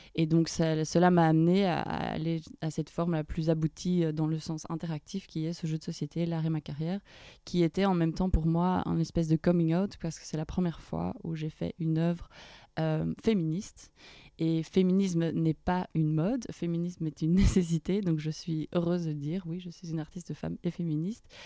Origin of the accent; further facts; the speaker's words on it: Brussels, Brussels-Capital Region, Belgium; moved away as an adult; also born or lived in London / Paris; Je suis retournée dans ma ville natale à Bruxelles, après avoir passé 5 ans à Londres